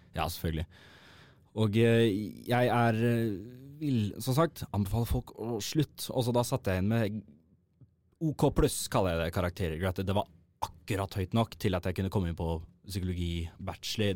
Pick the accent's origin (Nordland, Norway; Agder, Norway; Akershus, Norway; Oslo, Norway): Oslo, Norway; Født og oppvokst på Oslo vest